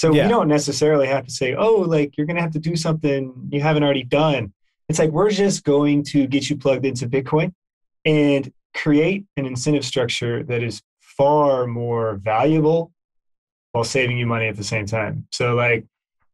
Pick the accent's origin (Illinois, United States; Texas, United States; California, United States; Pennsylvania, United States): Texas, United States; growing up in Texas